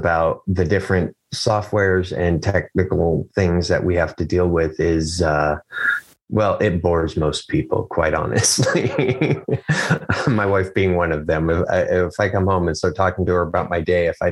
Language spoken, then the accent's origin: English; Chehalis, Washington, United States; also born or lived in Morton, Washington; now in St. Helens, United States; I grew up in Lewis County, Washington.